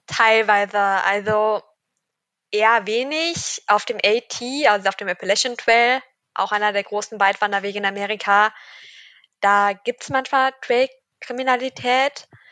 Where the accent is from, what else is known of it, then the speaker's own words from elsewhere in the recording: Cologne, North Rhine-Westphalia, Germany; ich komme aus Köln